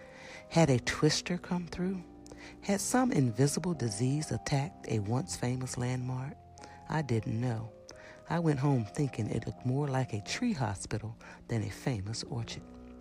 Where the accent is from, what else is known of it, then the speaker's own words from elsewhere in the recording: Georgia, United States; But since I'm from Georgia, where we grow lots of peaches, could I talk about peaches first?